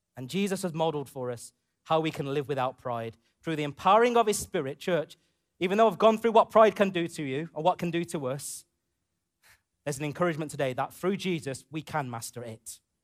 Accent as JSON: {"language": "English", "country": "United Kingdom", "tie": "born or raised there", "said": "growing up in the U K as a, as a British Asian man, British, A, British Asian boy to a man"}